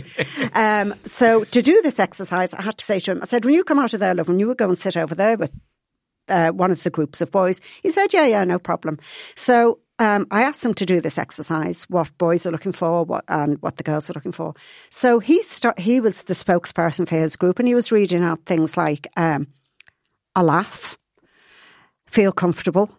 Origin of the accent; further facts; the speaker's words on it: Liverpool, North West England, United Kingdom; moved away; I was brought up in Liverpool